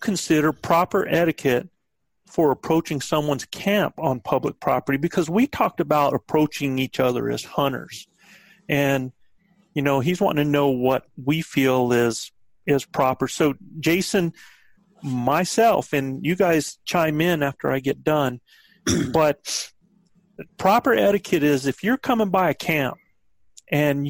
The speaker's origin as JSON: {"language": "English", "region": "the South", "country": "United States", "said": "I'm from the South"}